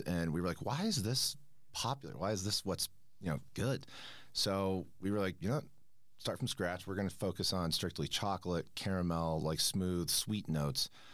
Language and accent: English; Manhattan Beach, California, United States; moved away as an adult; now in Denver, United States; I'm from Manhattan Beach, California, uh, just outside Los Angeles